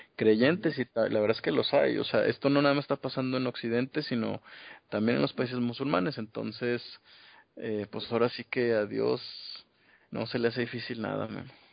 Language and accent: Spanish; Mexico; venimos de México.